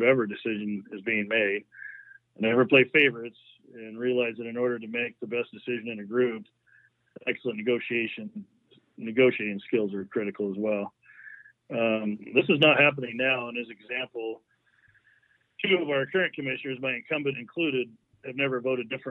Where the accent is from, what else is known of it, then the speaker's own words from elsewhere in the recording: Carnation, Washington, United States; also born or lived in South Bend, Washington; I'm originally from rural King County. I grew up in the Snoqualmie Valley near Carnation, Washington